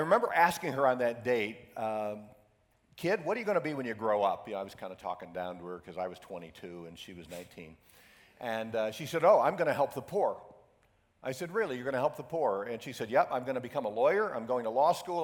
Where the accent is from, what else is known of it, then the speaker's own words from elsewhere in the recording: Syracuse, New York, United States; I grew up in Syracuse, New York, upstate New York, where uh, we get 10 feet of snow every year